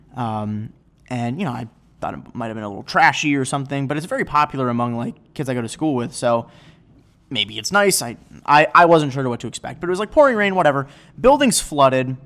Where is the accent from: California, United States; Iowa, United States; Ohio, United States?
Ohio, United States; Chagrin Falls; now in Chicago, United States; the guy who runs it graduated from my high school back home